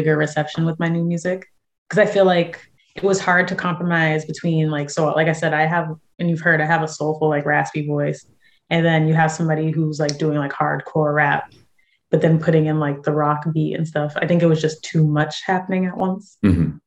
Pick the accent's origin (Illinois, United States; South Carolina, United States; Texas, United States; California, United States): California, United States; San Diego; I'm from San Diego.